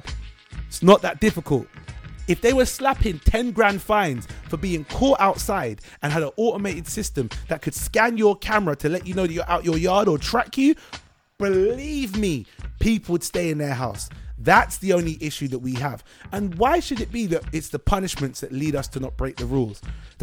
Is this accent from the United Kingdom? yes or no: yes; United Kingdom; I'm British